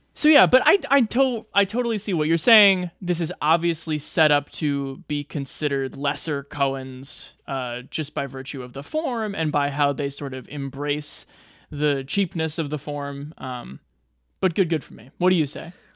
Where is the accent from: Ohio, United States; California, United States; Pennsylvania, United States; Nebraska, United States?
Nebraska, United States; my home state of Nebraska.